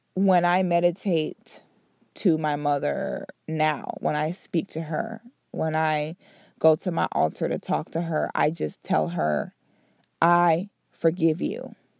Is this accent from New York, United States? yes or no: no; Central and South Florida, United States; also born or lived in Philadelphia, Pennsylvania; I'm originally from Philly, Um, but I grew up in Central Florida area. Well, I sh, I shouldn't even say Central Florida, I should say South Florida and Central Florida. I grew up in both of those places.